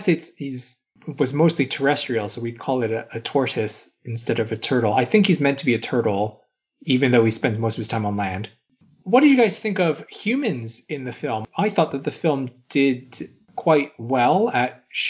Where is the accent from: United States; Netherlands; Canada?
Canada; I'm from Canada